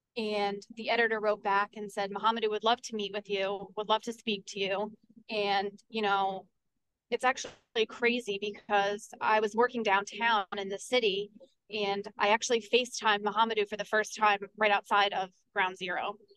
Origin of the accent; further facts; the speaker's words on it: Port Jervis, New York, United States; I am on council in the city of Port Jervis, and that's my hometown.